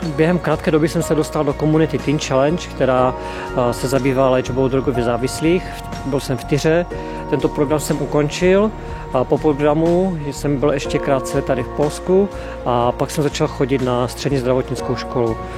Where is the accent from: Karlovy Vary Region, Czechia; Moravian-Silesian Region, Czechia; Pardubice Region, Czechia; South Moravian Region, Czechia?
Moravian-Silesian Region, Czechia; Český Těšín; jsem z Českého Těšina